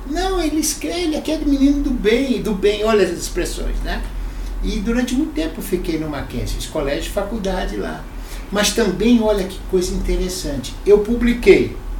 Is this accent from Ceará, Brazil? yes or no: yes; Fortaleza, Ceará, Brazil; now in São Paulo, Brazil; eu nasci em Fortaleza, sou o único cearense da família, mas nasci por acaso